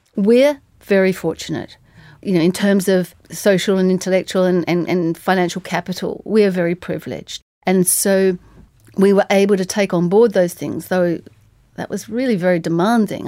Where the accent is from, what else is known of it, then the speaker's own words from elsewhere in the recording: Tasmania, Australia; I'm from Tasmania